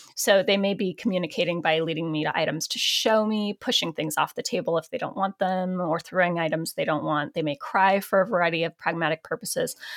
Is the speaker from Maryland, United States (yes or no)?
no; Portland, Oregon, United States; Portland, my hometown